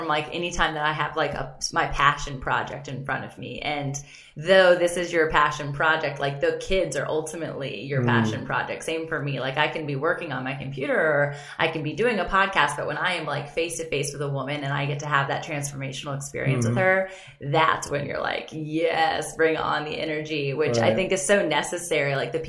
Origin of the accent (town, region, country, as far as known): Virginia Beach, Virginia, United States; born or raised there